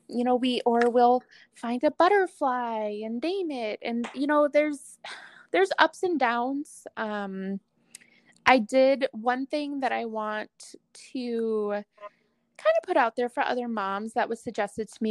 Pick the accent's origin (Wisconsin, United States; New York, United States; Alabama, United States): Wisconsin, United States; moved away; I'm originally from Wisconsin.